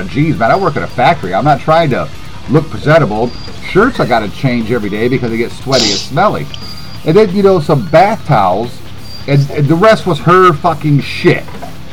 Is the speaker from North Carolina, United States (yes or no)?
yes; Greensboro, North Carolina, United States; moved away; Greensboro, that's my hometown